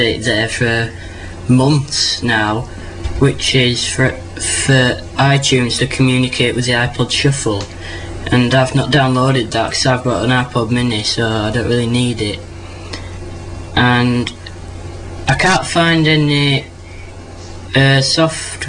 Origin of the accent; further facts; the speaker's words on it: Leeds, Yorkshire and the Humber, United Kingdom; I'm from Leeds in England